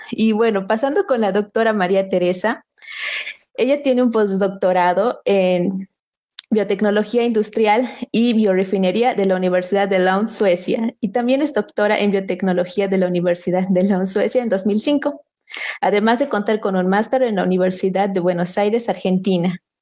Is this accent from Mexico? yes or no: no; Bolivia; nosotros como bolivianos